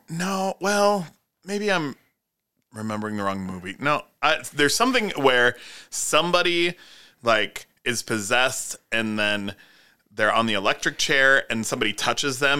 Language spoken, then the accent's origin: English; South Dakota, United States; I grew up in South Dakota